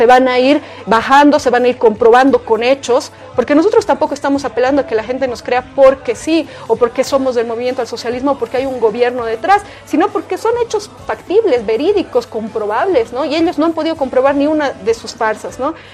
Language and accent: Spanish; Bolivia; tenemos que tener como democracia, como pueblo boliviano, para cuidar nuestra, nuestra democracia que tanto nos ha costado